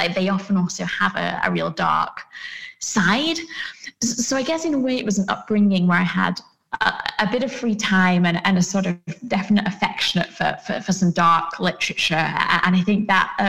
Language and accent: English; United Kingdom; I grew up in the Peak District, which is in the north of England